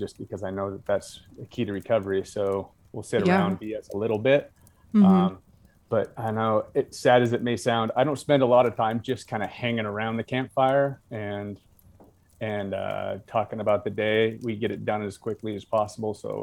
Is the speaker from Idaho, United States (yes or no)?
yes; North Idaho, United States; I was born and raised in North Idaho, where that was just a lifestyle